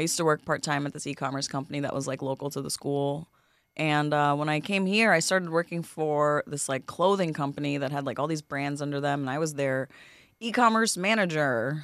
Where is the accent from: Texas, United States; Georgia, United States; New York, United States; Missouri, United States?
New York, United States; New York City; I'm from Queens, born in Flushing